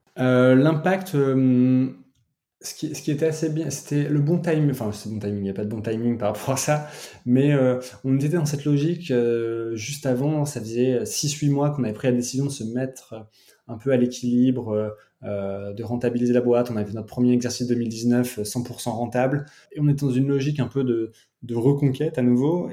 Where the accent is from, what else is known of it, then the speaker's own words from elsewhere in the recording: Picardy, Hauts-de-France, France; je viens de Picardie